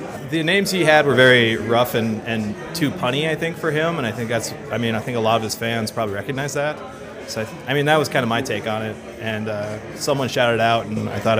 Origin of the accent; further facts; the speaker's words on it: Plentywood, Montana, United States; I'm from Plentywood, Montana.